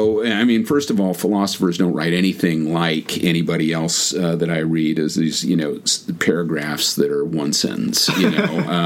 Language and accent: English; California, United States; Californian originally. I've lived all over the place, rarely anywhere for more than 2 or 3 years.